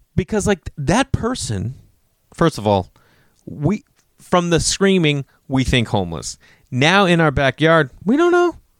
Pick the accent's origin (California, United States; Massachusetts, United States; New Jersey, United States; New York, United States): Massachusetts, United States; moved away; I'm still a guy from Massachusetts